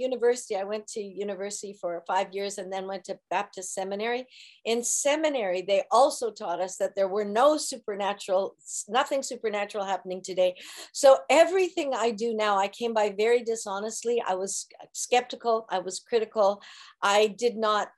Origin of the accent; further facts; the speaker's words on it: Kelowna, British Columbia, Canada; moved away as an adult; now in Santa Maria, United States; in Kelowna, British Columbia, where we're from